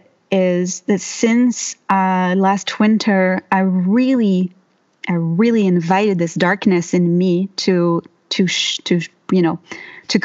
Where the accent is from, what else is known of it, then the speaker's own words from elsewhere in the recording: Mediterranean France, France; English is a second language; moved away as an adult; now in Bellingham, United States; I come from the Mediterranean in France.